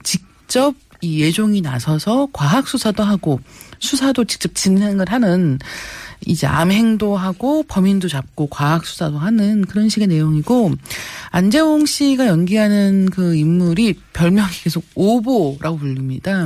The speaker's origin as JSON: {"language": "Korean", "country": "South Korea", "said": "저도 한국인이기 때문에"}